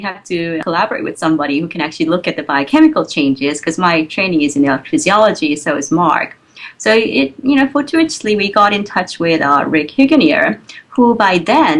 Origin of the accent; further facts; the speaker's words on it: South Korea; moved away as an adult; also born or lived in Providence, United States; now in Baltimore, United States; So I grew up in Korea. So I spent all my, you know, student years in Korea, all the way up to the undergraduate university.